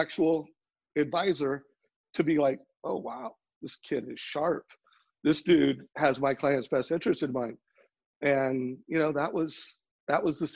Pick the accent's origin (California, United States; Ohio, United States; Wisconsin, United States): California, United States; Huntington Beach; I grew up in Huntington Beach